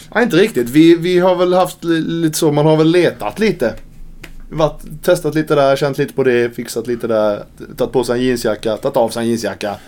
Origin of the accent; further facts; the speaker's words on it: Karlskrona, Blekinge, Sweden; now in Malmö, Sweden; Karlskrona, min hemstad